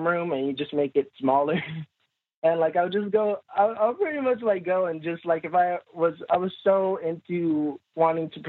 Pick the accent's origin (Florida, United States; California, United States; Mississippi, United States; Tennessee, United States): Mississippi, United States; Jackson; moved away as an adult; also born or lived in North Dakota; I'm from Jackson, Mississippi